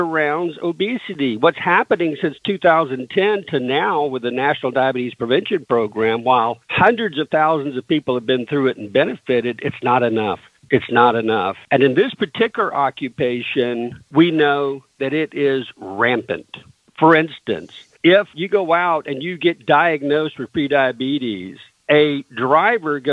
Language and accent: English; the South, United States; I grew up in the South